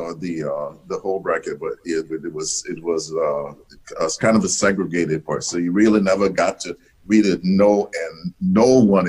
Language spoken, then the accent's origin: English; the South, United States; I grew growing up in the South. I grew up in it was very segregated.